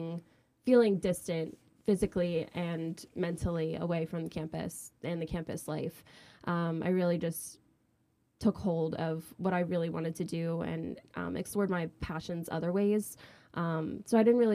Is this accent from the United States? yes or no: yes; New Jersey, United States; moved away as an adult; now in Philadelphia, United States; I'm from South Jersey